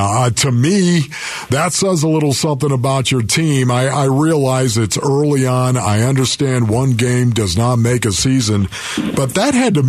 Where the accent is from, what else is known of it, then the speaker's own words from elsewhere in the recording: Buffalo, New York, United States; I'm from Buffalo